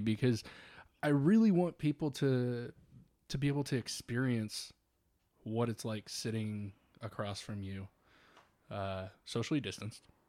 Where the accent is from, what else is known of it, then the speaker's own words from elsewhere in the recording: Northwest Indiana, United States; being from Northwest Indiana and being a huge Cubs fan